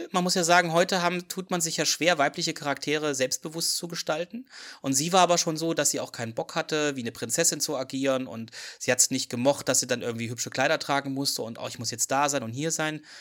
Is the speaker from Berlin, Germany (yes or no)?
no; Leipzig, Saxony, Germany; ich komme aus Leipzig